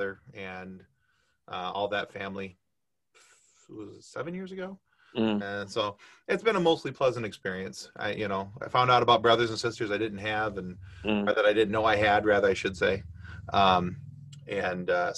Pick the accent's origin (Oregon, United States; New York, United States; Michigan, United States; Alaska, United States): Michigan, United States; I grew up in Michigan. I was a huge Tigers fan